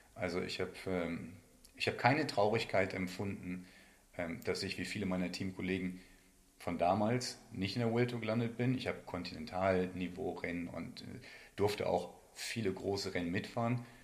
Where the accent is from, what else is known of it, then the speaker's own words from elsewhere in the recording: County of Bentheim, Lower Saxony, Germany; moved away as an adult; also born or lived in Meppen / Paderborn; Bin halt in der Grafschaft äh, Bad Bentheim aufgewachsen